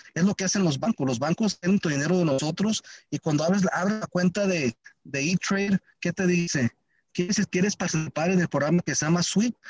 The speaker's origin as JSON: {"language": "Spanish", "town": "Compton", "region": "California", "country": "United States", "tie": "born or raised there", "said": "nací en Campton, California"}